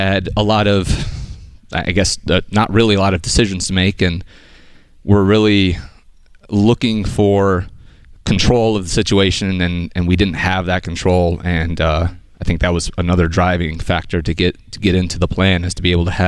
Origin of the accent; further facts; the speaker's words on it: Syracuse, New York, United States; Syracuse, New York area